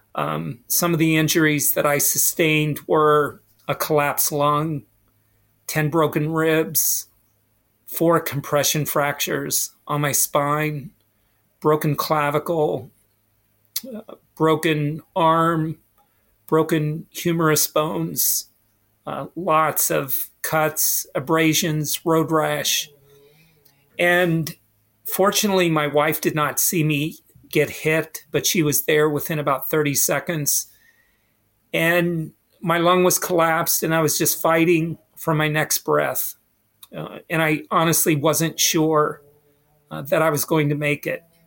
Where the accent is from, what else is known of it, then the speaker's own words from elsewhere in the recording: West Virginia, United States; moved away as an adult; I went to a small school, small high school in West Virginia.